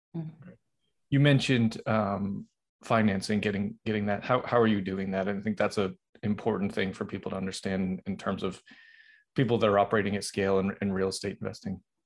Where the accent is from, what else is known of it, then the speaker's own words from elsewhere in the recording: Boston, Massachusetts, United States; that's where that's my hometown